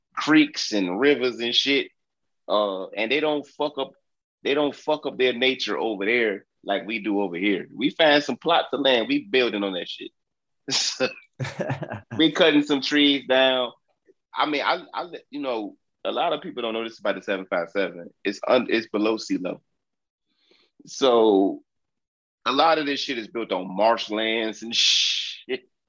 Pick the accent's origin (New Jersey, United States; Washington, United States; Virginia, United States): Virginia, United States; Southeast; I'm from Southeast Virginia